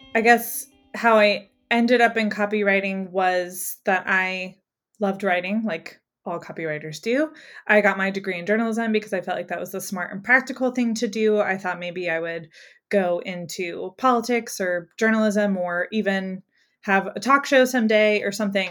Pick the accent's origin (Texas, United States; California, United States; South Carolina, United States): South Carolina, United States; Greenville; in my hometown, which I live in Greenville, South Carolina